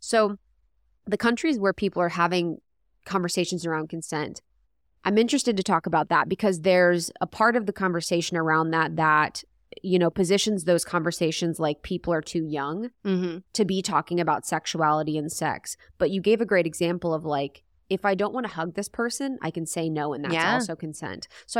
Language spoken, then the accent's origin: English; Ohio, United States; I'm from Ohio.